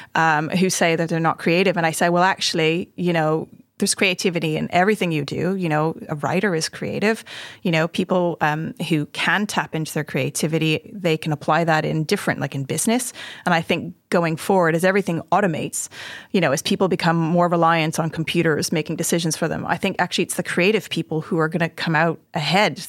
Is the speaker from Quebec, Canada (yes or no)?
yes; Montreal, Quebec, Canada; also born or lived in Hertfordshire; now in Oxford, United Kingdom; I grew up in Montreal in Canada